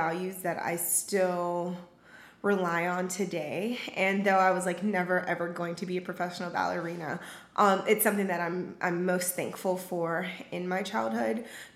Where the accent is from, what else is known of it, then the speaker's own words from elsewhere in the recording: Charleston, South Carolina, United States; I grew up in Charleston, South Carolina, with very close-knit family